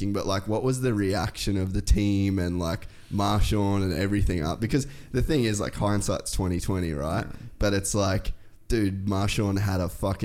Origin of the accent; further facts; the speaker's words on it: Cairns, Queensland, Australia; also born or lived in United States; So you know I'm from Cairns?